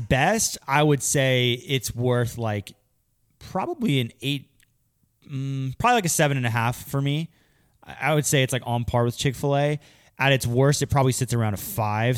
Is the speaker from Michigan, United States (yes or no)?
no; Pennsylvania, United States; I grew up in Pennsylvania